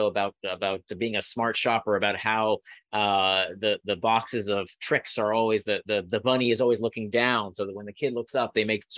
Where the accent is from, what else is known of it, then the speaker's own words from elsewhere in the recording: Israel; I was born in Israel. My grandparents were Holocaust survivors.